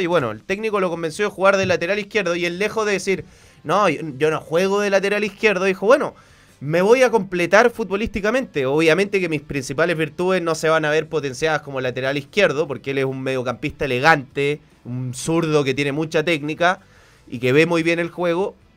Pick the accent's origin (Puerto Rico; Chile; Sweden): Chile; soy de Chile